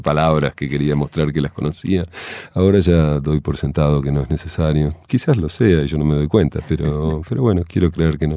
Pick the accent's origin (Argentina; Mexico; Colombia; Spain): Argentina; moved away as an adult; cuando yo me fui de Argentina, que tenía 18 años